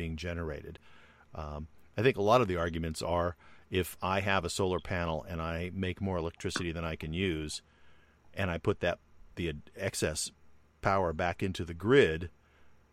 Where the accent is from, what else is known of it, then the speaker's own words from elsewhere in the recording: United States; we as American citizens